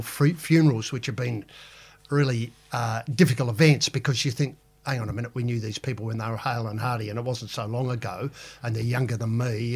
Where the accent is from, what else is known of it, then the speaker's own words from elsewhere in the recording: Adelaide, South Australia, Australia; growing up in Adelaide